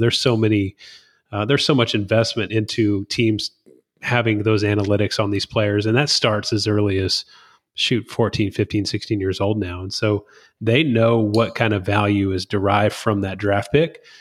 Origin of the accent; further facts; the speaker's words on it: Whitehouse, Texas, United States; growing up in White House, Texas